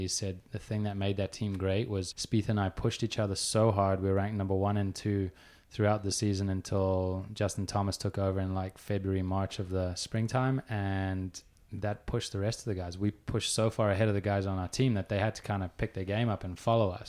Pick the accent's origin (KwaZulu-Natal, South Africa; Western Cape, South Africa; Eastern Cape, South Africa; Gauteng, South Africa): Gauteng, South Africa; Johannesburg; also born or lived in Pretoria; I grew up, I was born in Johannesburg, spent half my childhood there, half in Pretoria